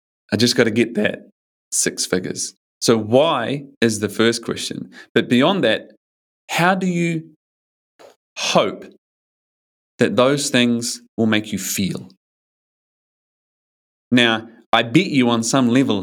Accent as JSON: {"language": "English", "country": "New Zealand", "moved": "yes", "lives_now": "Australia", "said": "I'm from New Zealand. I usually live in Australia, but I'm in New Zealand now."}